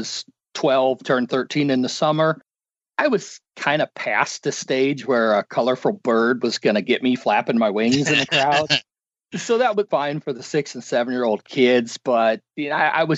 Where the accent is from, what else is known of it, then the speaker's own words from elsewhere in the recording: Sacramento, California, United States; I grew up in Sacramento